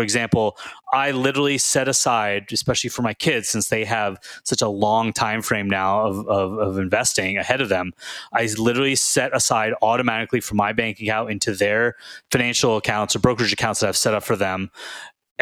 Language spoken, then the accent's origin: English; Houston, Texas, United States; when I was growing up in Houston